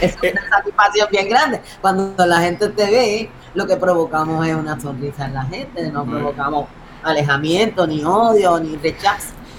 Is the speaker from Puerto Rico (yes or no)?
yes; Puerto Rico; nosotros somos, somos somos puros puertorriqueños de barrio